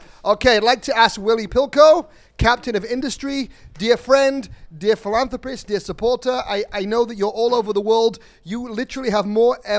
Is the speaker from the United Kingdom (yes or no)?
yes; England, United Kingdom; I'm English.